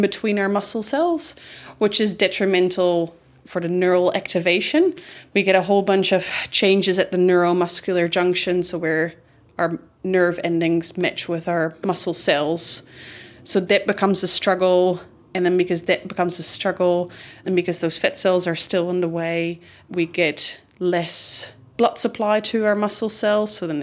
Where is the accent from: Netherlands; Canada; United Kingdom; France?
Netherlands; English is a second language; now in New Zealand; I'm originally from the Netherlands.